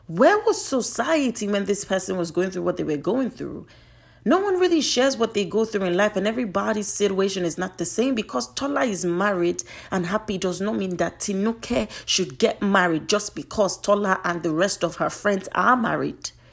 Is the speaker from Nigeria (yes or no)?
yes; Nigeria; I'm Nigerian